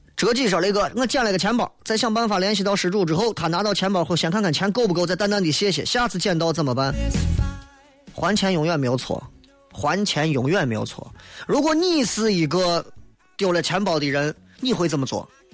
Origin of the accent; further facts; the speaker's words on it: China; 回到农村，俺老家山西